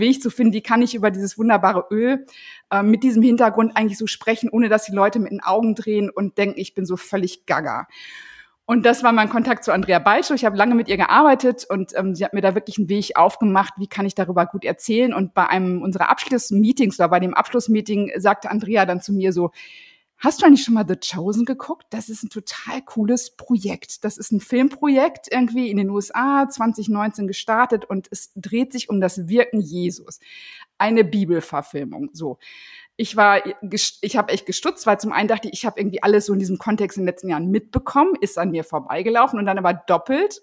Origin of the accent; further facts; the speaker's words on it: North Rhine-Westphalia, Germany; now in Husum, Germany; Ich komme ja eigentlich aus NRW und bin sehr katholisch erzogen worden